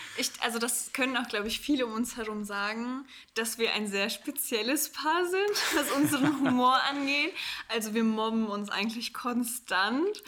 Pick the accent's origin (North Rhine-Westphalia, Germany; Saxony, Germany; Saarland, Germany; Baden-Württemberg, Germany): North Rhine-Westphalia, Germany; Cologne; Wir sind äh, beide aus Köln